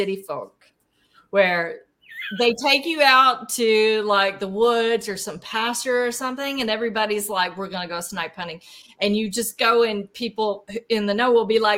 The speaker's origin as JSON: {"language": "English", "area": "Fort Chaffee", "region": "Arkansas", "country": "United States", "tie": "born or raised there", "said": "my hometown at Fort Chaffee"}